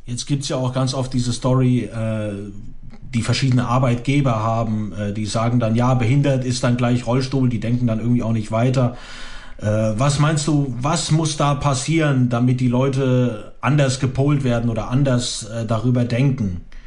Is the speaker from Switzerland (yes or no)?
no; Croatia; moved away; Ich komme zum Beispiel aus Kroatien